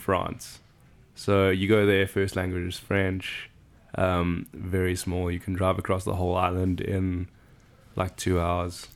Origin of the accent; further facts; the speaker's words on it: Johannesburg, Gauteng, South Africa; first language English; moved away as an adult; also born or lived in Benoni / Bedfordview; now in Chicago, United States; I grew up in a city called Johannesburg, born in a town called Benoni